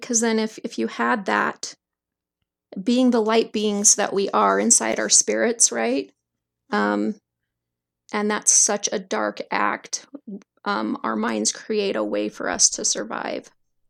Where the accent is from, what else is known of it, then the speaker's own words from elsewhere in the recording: Salt Lake City, Utah, United States; born there; So if you want to start where I was born in Salt Lake